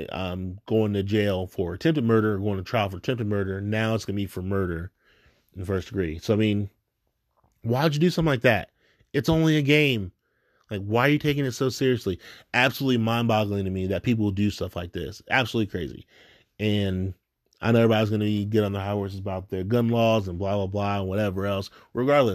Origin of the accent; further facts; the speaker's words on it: West Carrollton, Ohio, United States; I was growing up in West Carrollton and close to Moraine